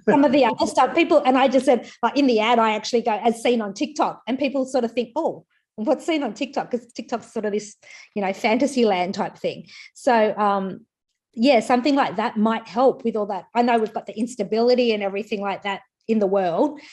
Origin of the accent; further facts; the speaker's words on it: Queensland, Australia; I'm from Queensland